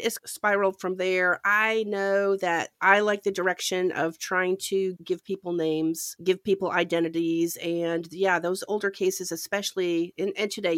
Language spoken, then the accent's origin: English; Ontario, Canada; I grew up in Canada, and we used to go to Lake Huron, which was my beach